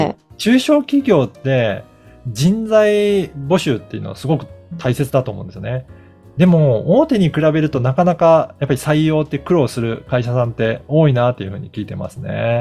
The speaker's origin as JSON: {"language": "Japanese", "region": "Okayama", "country": "Japan", "tie": "born or raised there", "moved": "yes", "said": "私の実家は岡山なんですけど"}